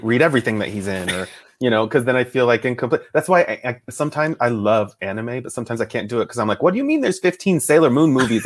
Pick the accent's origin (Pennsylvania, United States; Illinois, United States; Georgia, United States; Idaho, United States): Idaho, United States; Boise; also born or lived in Fort Ord, California; I grew up mostly in Idaho, my dad is from Idaho